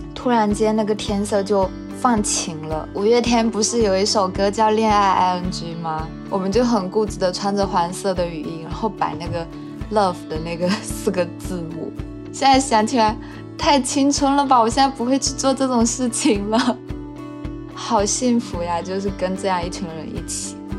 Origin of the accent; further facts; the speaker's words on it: Fuzhou, Fujian, China; moved away as an adult; now in Taipei, Taiwan; 我来自福建福州，我现在在台北读研